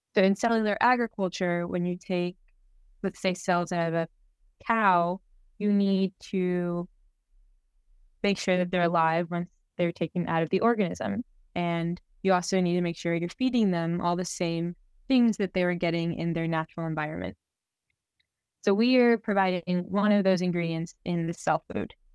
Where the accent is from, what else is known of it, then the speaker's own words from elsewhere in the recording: Miami, Florida, United States; moved away; We grew up together in Miami